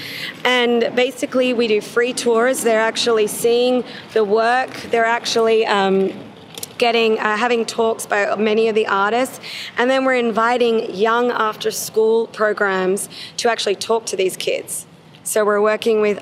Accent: Australia; moved away; I'm Australian

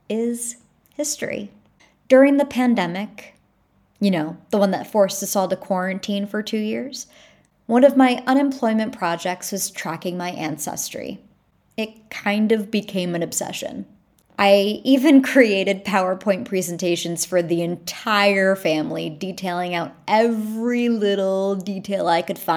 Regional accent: Long Island, New York, United States; I was born and raised on Long Island, New York.

